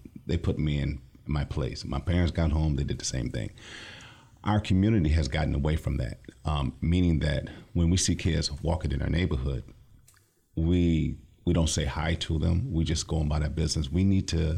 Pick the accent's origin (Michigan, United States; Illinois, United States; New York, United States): Michigan, United States; Lansing; I'm from the Lansing area, born and raised.